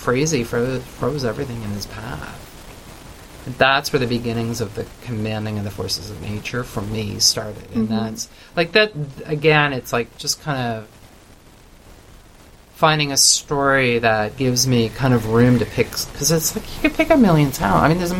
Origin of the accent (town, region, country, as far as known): Canada